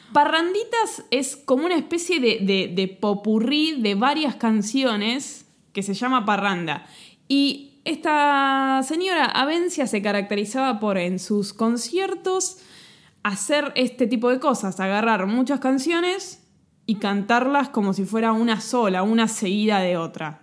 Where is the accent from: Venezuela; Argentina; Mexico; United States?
Argentina; hablando así como argentino